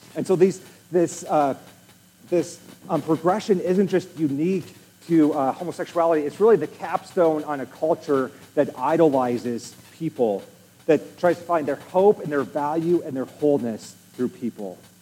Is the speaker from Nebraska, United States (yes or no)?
yes; Nebraska, United States; I'm from Nebraska